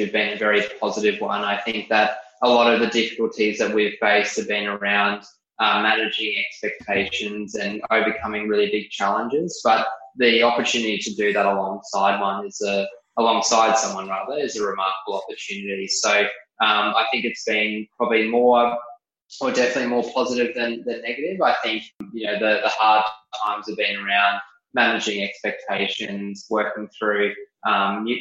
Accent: Brisbane, Queensland, Australia; growing up in Brisbane, I was lucky enough to work in the community

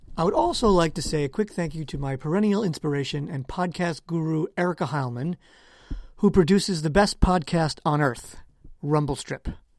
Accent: United States

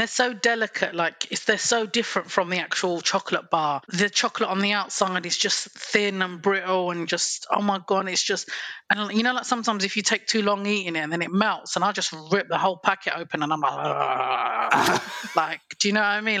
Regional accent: England, United Kingdom; I'm from England.

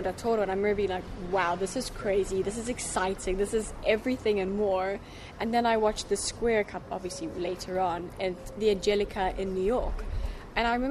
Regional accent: South Africa; moved away; also born or lived in United States; growing up in South Africa

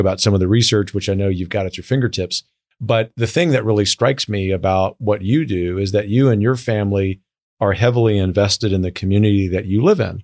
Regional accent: the South, United States; now in Washington, D.C., United States; a polite Southerner.

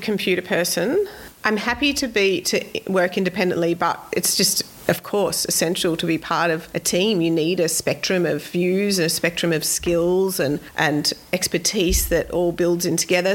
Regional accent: Sydney, New South Wales, Australia; now in Queensland, Australia; I grew up in Sydney. I grew up three metres away from Royal National Park, literally

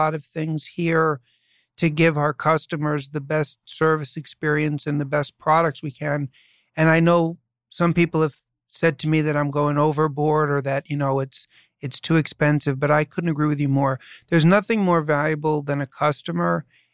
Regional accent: New York City, New York, United States; I was born and raised in New York City, and I grew up, as I say, in New York City

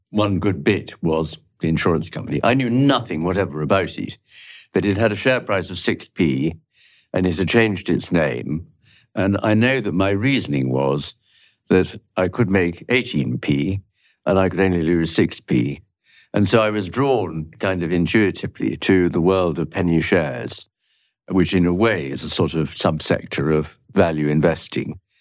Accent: London, United Kingdom; also born or lived in Jamaica; I grew up in London and Jamaica, where I spent a couple of years

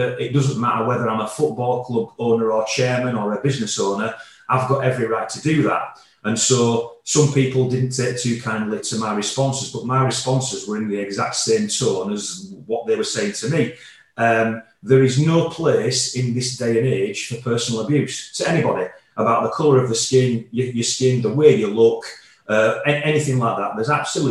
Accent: Yorkshire and the Humber, United Kingdom; I'm born and bred in Yorkshire

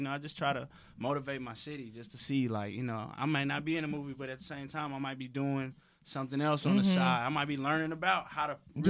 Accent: Little Rock, Arkansas, United States; I got a town. I'm from Little Rock.

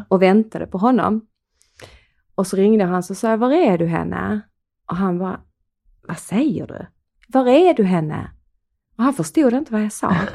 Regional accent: Skåne, Sweden; accent: Skånska; både du och jag bor ju i Höganäs i yeah. Skåne. Yeah. Eh, och vi har ju en skå, vi pratar ju skånska.

